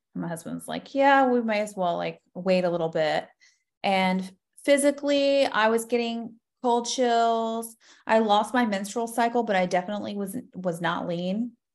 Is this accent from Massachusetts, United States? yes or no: no; Florida, United States; I am born and raised in Florida, so an O G Florida girl